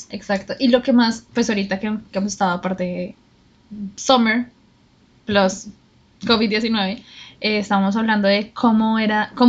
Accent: Colombia; bueno, nosotros somos de Colombia

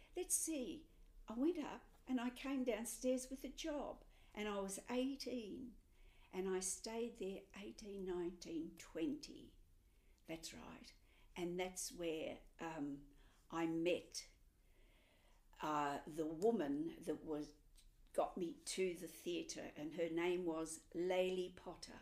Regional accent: Melbourne, Victoria, Australia; moved away; I'm from Melbourne originally

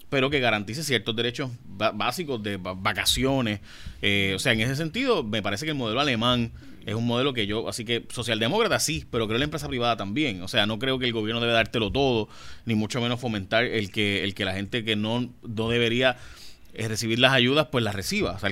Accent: Puerto Rico; a la larga todas somos puertorriqueños, queremos lo mejor para Puerto Rico

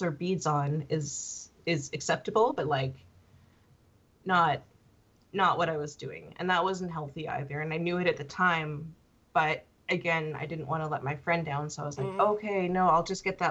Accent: Canada; I'm Canadian

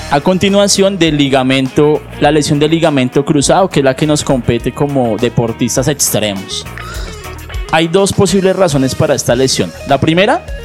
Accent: Popayán, Cauca, Colombia; Yo vengo de Popayán. Yo nací, yo nací al lado del Pacífico, hacia el lado del Pacífico y somos roles también agrestes.

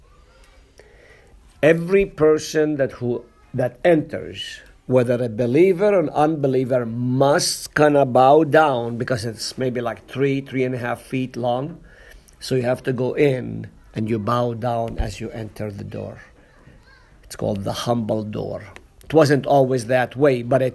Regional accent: Nazareth, Northern District, Israel; moved away; I'm from Nazareth

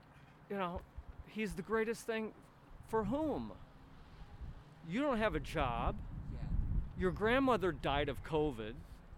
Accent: Chicago, Illinois, United States; as a Chicagoan

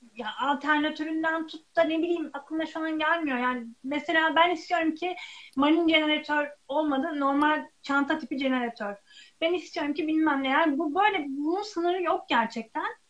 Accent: Çarşamba, Samsun, Turkey; moved away; Ben Karadenizliyim, Samsun Çarşambalıyım.

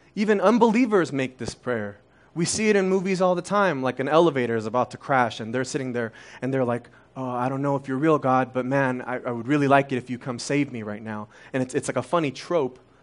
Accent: Las Vegas, Nevada, United States; first language Korean; English is a second language; also born or lived in Korea; My parents left their life behind in Korea, and they've left their college degrees behind and started working minimum wage jobs in, in Las Vegas

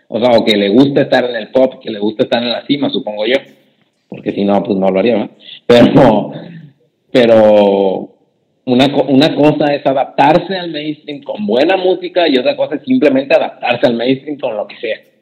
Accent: Mexico; Soy mexicano

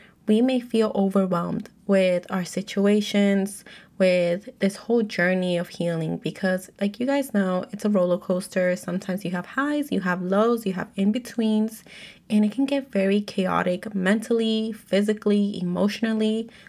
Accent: United States; I'm Mexican American, so if you're able to relate, let me know

